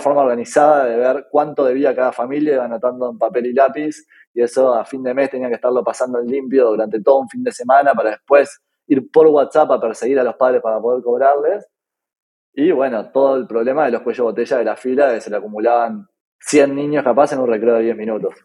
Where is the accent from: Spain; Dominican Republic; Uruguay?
Uruguay; soy de Uruguay y soy el CEO de Orderit